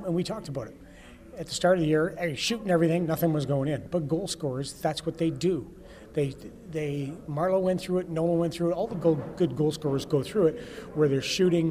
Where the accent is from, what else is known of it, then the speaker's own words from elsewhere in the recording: Saskatoon, Saskatchewan, Canada; I'm the guy from Saskatoon, Saskatchewan